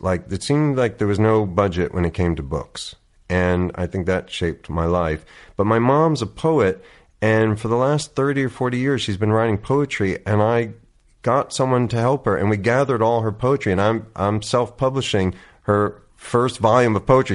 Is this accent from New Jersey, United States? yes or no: yes; Oakland, New Jersey, United States; moved away as an adult; also born or lived in New York City / Princeton; So I grew up, yeah, in this little town called Oakland, New Jersey, about thirty minutes outside of New York.